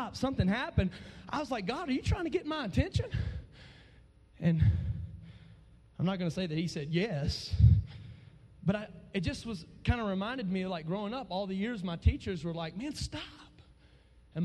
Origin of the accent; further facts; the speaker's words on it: Alabama, United States; I come from way down south to be with y'all here in Colorado. I come from Sweet Home.